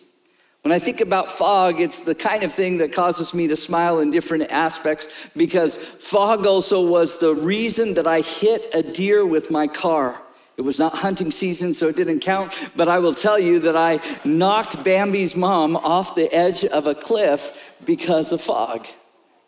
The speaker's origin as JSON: {"language": "English", "town": "Orland", "region": "California", "country": "United States", "tie": "born or raised there", "moved": "yes", "said": "I grew up in Orland. I spent 2 years of my life there"}